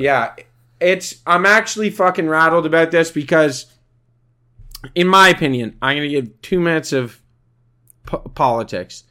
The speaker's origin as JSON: {"language": "English", "country": "Canada", "said": "We are Canadian"}